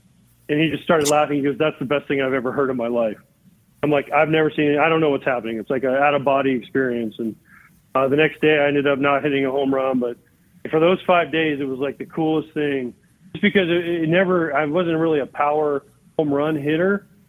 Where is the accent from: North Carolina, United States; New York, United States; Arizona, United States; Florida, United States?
Florida, United States; I grew up in Florida in the 80s, Hulk Hogan and those guys were like, the biggest thing in the world.